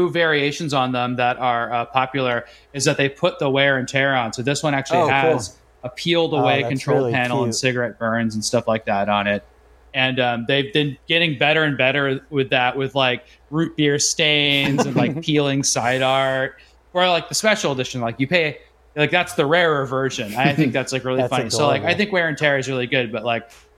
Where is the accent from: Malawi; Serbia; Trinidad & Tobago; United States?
United States; Arizona; where I grew up in Arizona